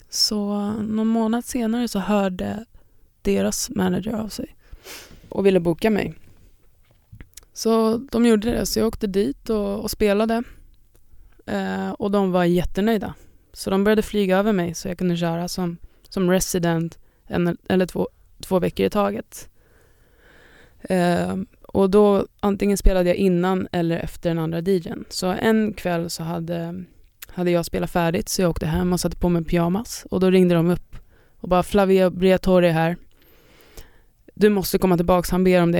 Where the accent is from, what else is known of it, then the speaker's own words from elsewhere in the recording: Sweden; jag är en DJ från Sverige